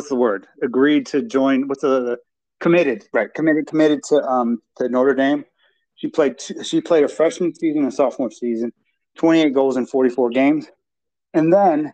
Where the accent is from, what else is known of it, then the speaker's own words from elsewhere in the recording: Romania; I'm proud to be Romanian